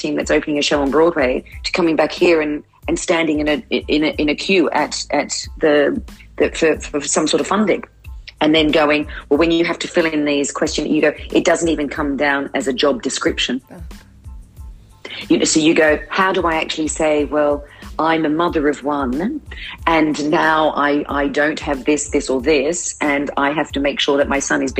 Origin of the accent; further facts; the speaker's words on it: Australia; we're born Australian